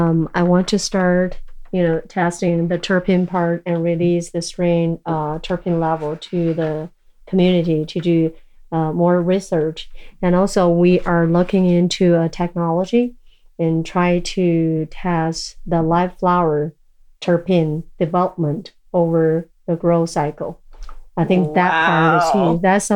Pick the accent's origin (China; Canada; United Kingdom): China; born there; English is a second language; I guess I was born in China and grow up in so many different countries.